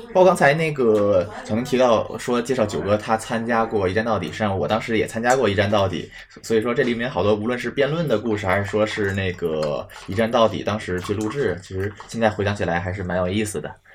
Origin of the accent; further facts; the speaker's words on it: Beijing, China; 我自己是从小在北京胡同里长大